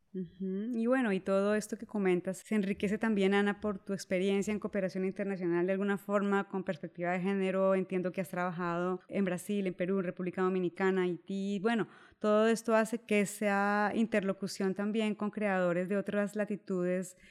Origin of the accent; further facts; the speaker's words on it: Colombia; en Colombia, el país de donde yo soy